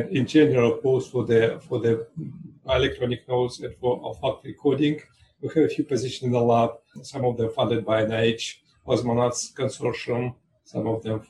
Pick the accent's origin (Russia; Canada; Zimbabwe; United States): Russia; moved away as an adult; also born or lived in Israel; I grew up in Russia.